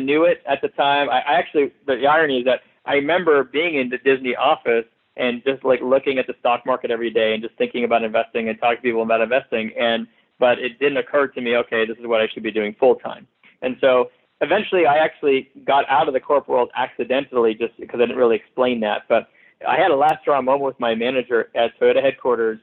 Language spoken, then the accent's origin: English; Montreal, Quebec, Canada; moved away as an adult; also born or lived in Philadelphia, United States; now in Los Angeles, United States; I am actually originally from Montreal, Canada, where I grew up